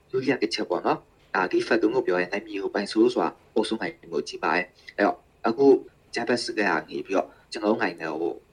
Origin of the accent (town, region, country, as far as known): Myanmar; born or raised there